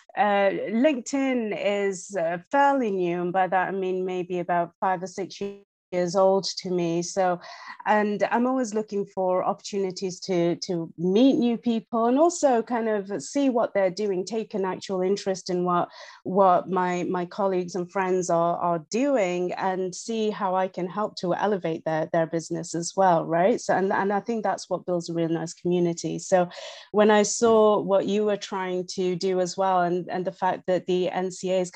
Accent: England, United Kingdom; accent: English; moved away as an adult; now in Canada; from my accent, it's no secret that I am in fact English. So I grew up in England. I was born in England

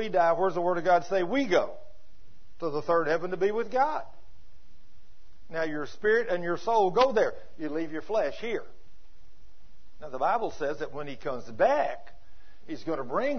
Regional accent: Texas, United States; accent: Texas; my Texas accent

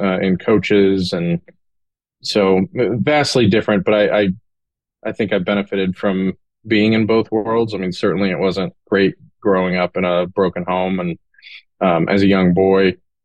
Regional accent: Corsicana, Texas, United States; I was born in Corsicana, Texas. Actually not even in Corsicana. It was outside of Corsicana, on a ranch between two small towns

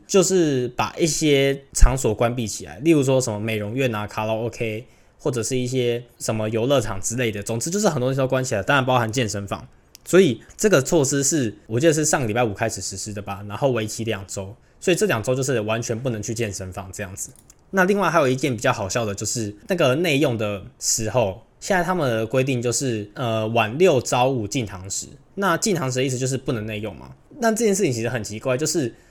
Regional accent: Taiwan; 我们台湾人

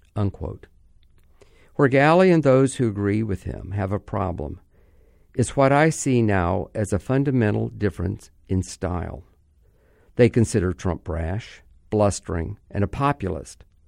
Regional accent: Orlando, Florida, United States; my hometown, Orlando

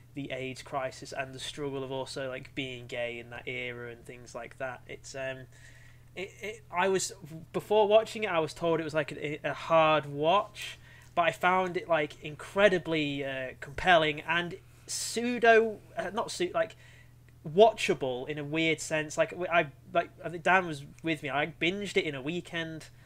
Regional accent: Cumbria, North West England, United Kingdom; growing up in Cumbria in the Shire

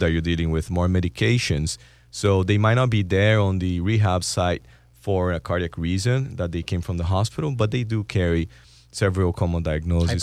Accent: Brazil; moved away; I'm from Brazil

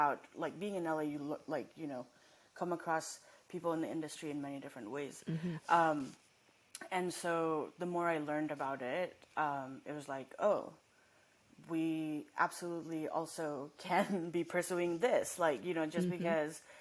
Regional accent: Nepal; also born or lived in Massachusetts, United States / Los Angeles, United States; now in United States; I didn't grow up here, and I grew up in Nepal, and then I came here

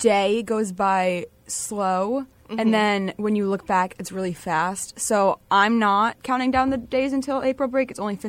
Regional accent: Rhode Island, United States; I'm a first-year psychology major with an education and math minor. I'm from Rhode Island.

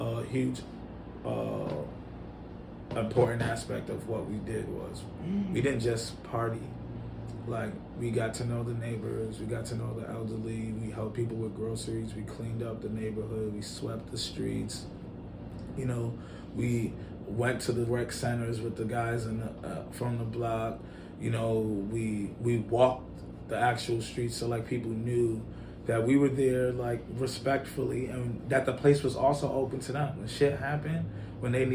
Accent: New York City, New York, United States; also born or lived in Schaumburg, Illinois / Nigeria; now in Chicago, United States; I grew up in New York City.

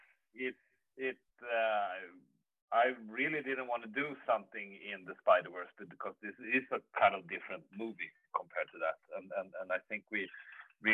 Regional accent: Sweden; I'm from Sweden, and I work as a composer

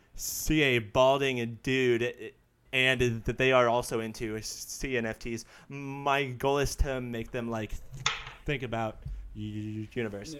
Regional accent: United States; it's great being an American

